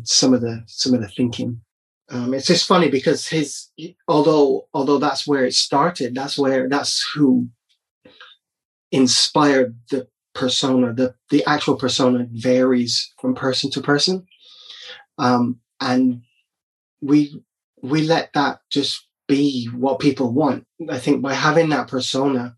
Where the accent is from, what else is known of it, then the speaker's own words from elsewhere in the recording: Barbados; growing up in Barbados